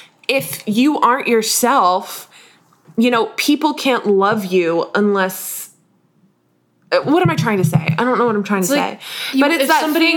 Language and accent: English; Northern United States, United States; my southern accent is too generically southern because I'm a Yank.